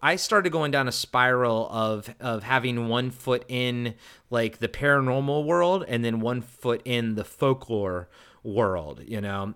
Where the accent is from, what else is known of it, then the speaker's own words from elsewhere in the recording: Maryland, United States; growing up in Maryland